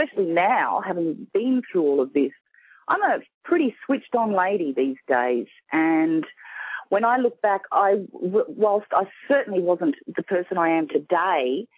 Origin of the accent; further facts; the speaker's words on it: Sydney, New South Wales, Australia; accent: Australian; I'm from Sydney, Australia